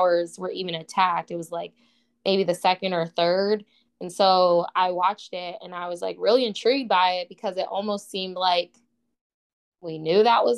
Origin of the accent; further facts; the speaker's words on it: Boston, Massachusetts, United States; I'm from Boston